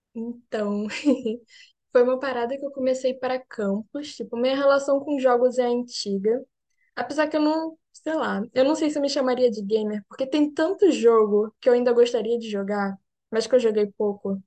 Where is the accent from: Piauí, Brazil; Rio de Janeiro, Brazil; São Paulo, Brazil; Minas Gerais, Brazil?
Rio de Janeiro, Brazil; moved away as an adult; now in Berlin, Germany; sou do Rio de Janeiro. Eu sou cientista, eu agora estou falando com vocês daqui de Berlim.